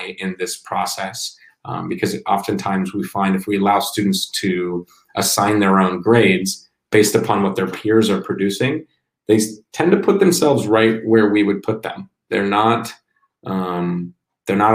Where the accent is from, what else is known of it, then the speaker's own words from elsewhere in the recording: Columbus, Ohio, United States; now in Madrid, Spain; I'm from Ohio, Columbus, Ohio originally.